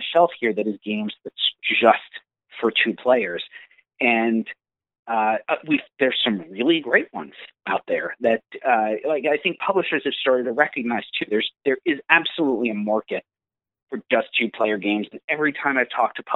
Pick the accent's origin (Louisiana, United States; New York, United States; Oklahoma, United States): New York, United States; Long Island; I was born and raised on Long Island